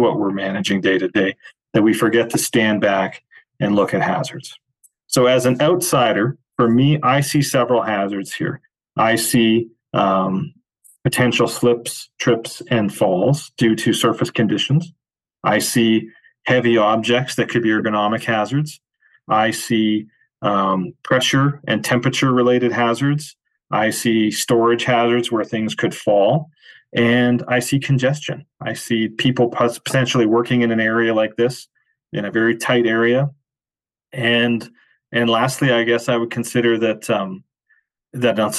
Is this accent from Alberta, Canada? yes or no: yes; Calgary, Alberta, Canada; my very first job, I was 12 years old and I was a bat boy for the Calgary Cannons